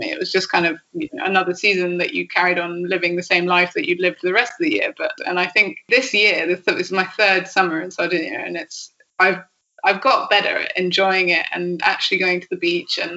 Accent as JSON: {"language": "English", "region": "England", "country": "United Kingdom", "said": "yeah, I really don't know if that's because I'm English or because I'm just me"}